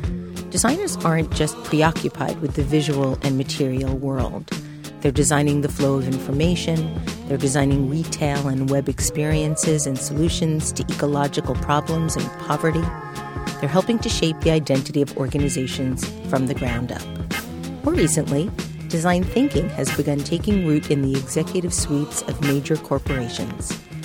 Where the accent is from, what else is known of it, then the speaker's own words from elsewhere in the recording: New York City, New York, United States; moved away; also born or lived in Brooklyn / Queens; I lived on Staten Island.